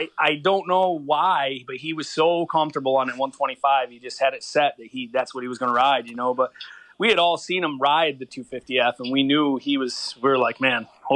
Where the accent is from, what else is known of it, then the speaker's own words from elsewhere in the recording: Enfield, New York, United States; I grew up in Enfield, New York, which is, you know, so it was small town, man, real small.